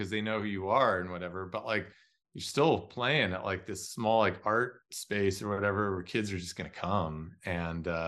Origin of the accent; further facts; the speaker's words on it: New Jersey, United States; now in Los Angeles, United States; I'm from New Jersey. And every year, my parents would take me in and my older brother down the shore in New Jersey